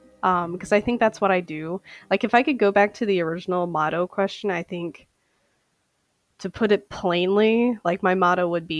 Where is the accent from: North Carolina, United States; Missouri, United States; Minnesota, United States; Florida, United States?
Minnesota, United States; Saint Paul; I am a eyewear specialist, and I am from St. Paul, Minnesota.